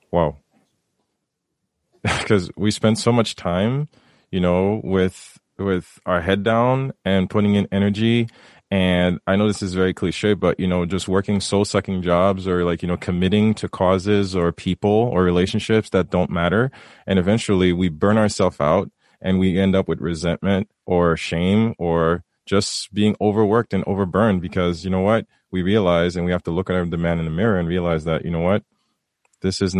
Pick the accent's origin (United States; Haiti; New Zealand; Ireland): Haiti; having seen it come, growing up in Haiti, and you you talk about it.